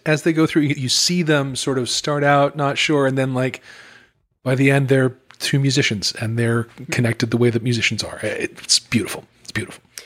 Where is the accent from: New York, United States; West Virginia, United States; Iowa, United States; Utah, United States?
Utah, United States; I grew up in Utah